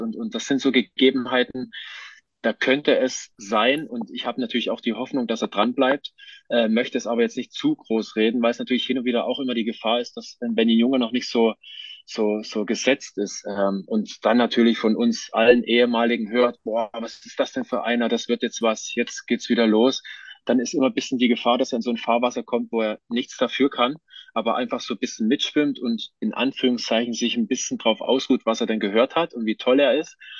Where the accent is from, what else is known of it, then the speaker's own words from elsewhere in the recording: Johanngeorgenstadt, Saxony, Germany; moved away; also born or lived in Hinterzarten; in Johann Georgenstadt im Erzgebirge, wo ich aufgewachsen bin